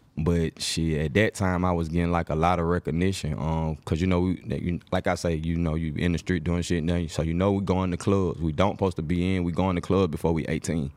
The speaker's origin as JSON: {"language": "English", "town": "Atlanta", "region": "Georgia", "country": "United States", "tie": "born or raised there", "said": "I was born in Atlanta, but I'm just saying that I have a big part of my family that's on the East Coast"}